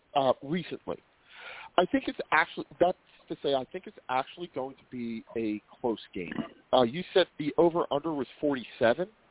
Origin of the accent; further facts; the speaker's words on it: United States; we as American sports fans